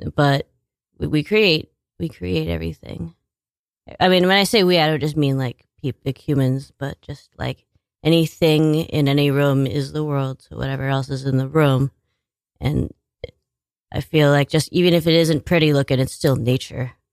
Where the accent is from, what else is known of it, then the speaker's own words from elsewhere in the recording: Washington, United States; moved away as an adult; also born or lived in New York; now in Staten Island, United States; I was born in Washington State